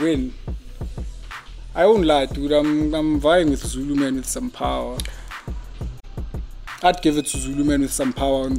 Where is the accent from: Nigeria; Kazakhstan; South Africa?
South Africa; we as South African street designers, as artists in South Africa